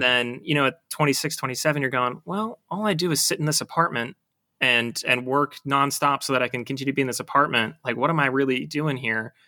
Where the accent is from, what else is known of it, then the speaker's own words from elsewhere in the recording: Buffalo, New York, United States; moved away as an adult; growing up in Buffalo